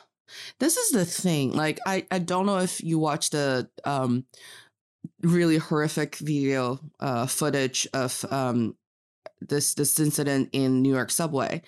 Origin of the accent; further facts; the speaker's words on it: Northeast China, China; English is a second language; also born or lived in United States; now in Beijing, China; I am from the northeast part of China